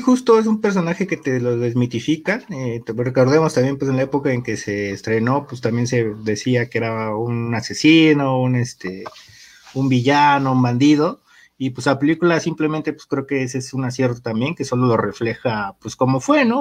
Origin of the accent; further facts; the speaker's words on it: Mexico; como mexicanos